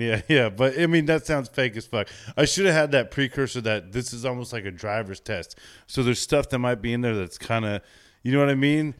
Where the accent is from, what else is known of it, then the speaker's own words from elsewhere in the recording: Chino, California, United States; I grew up in Chino